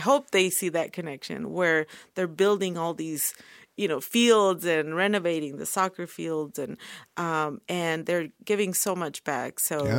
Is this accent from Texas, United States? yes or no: no; California, United States; now in Oklahoma, United States; But then a lot of them, they like my family, we came from California. And so they have migrated little by little to Oklahoma.